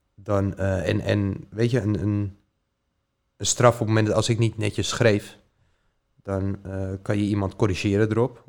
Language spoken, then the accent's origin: Dutch; Diemen, North Holland, Netherlands; ik ben opgegroeid in Diemen, samen bij mijn moeder thuis